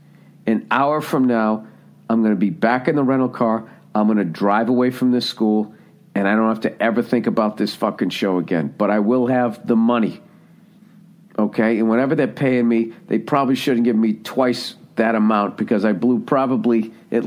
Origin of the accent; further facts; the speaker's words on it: United States; I'm from the United States of America